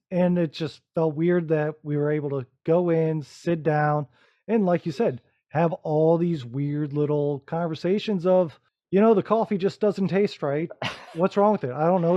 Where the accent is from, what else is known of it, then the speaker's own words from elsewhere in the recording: Rising Sun, Ohio, United States; moved away; I'm originally from Northwest Ohio myself, right out of a small farm town with one blinking light that no one's ever heard